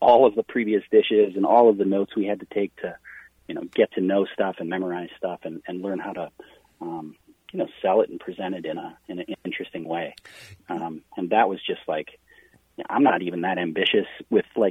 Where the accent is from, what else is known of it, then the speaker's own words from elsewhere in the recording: Wisconsin, United States; I'm from Wisconsin.